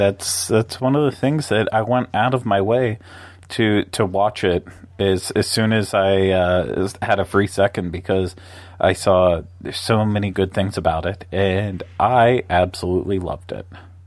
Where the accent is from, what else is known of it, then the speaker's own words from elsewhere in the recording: Pennsylvania, United States; now in Florida, United States; Gray, miserable days that I miss from growing up in Pennsylvania.